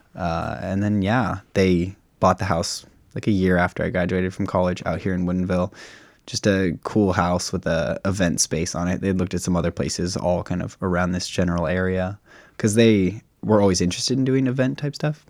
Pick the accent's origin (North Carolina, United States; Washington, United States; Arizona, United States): Washington, United States; Sammamish; born and raised on the plateau